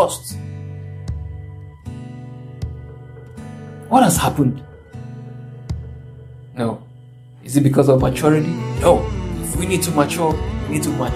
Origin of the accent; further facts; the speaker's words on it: Nigeria; I'm from Nigeria